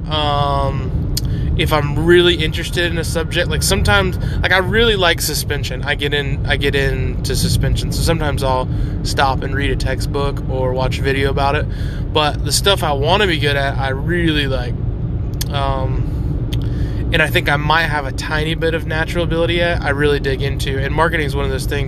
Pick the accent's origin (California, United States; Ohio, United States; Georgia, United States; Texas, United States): Georgia, United States; Buford; We're in Buford, Georgia, my hometown, the town I was born and raised in and lived 28 of my 30 years.